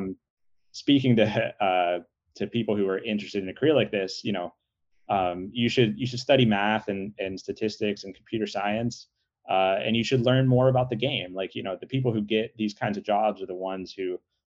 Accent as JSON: {"language": "English", "town": "Pittsburgh", "region": "Pennsylvania", "country": "United States", "tie": "born or raised there", "said": "I grew up in Pittsburgh"}